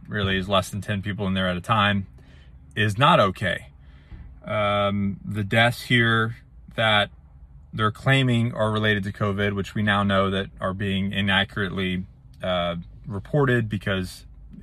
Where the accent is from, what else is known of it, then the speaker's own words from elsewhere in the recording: United States; I am an American. I served my country for 12 years.